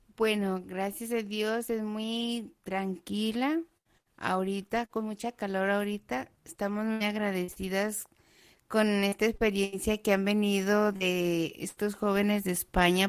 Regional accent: Mexico; now in Nazareth, Israel; yo soy mexicana

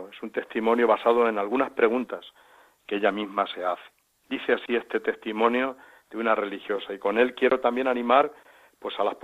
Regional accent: Onda, Valencian Community, Spain; now in Villacañas, Spain; Soy de Honda, un pueblo de Castellón. Vivo actualmente en Villacañas, Toledo

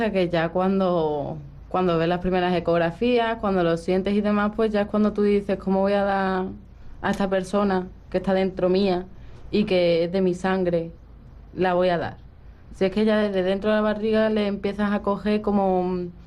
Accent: Spain; also born or lived in Russia; De Rusia.

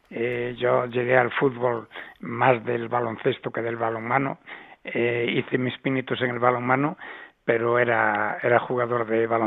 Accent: Ourense, Galicia, Spain; now in Madrid, Spain; No es lo mismo vivir en Orense que vivir en Madrid, ¿no?

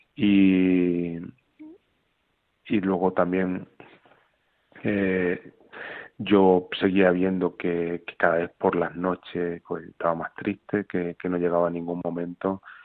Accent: Extremadura, Spain; yo soy extremeño, vivo cerca de Guadalupe

